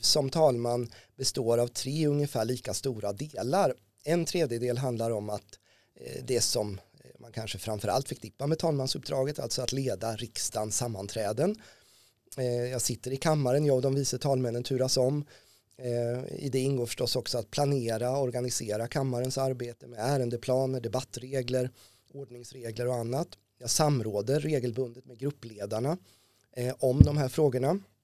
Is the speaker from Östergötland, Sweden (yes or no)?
yes; Ödeshög, Östergötland, Sweden; now in Norrköping, Sweden; Ödeshög där jag växte upp i sydöstra Östergötland